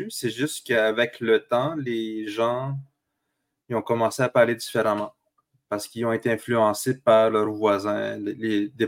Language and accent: French; Quebec, Canada; first language Atikamekw; French is a second language; moi, je parle Atikamek, qui c'est ma première langue, mais euh, tu sais, je la, je la maîtrisais pas non plus quand, en grandissant.